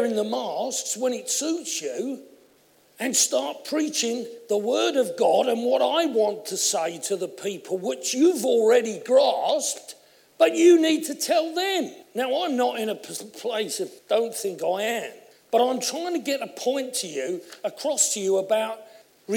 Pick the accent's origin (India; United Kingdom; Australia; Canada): United Kingdom; Essex, East of England; I come from Essex, as you know, and I've always had a large voice